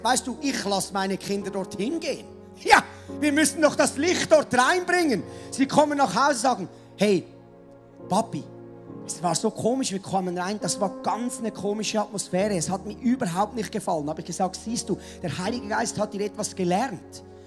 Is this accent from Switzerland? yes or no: yes; Switzerland; also born or lived in Mettmenstetten; Landwirtschaftsland ist sehr, sehr rar gesät bei uns in der Schweiz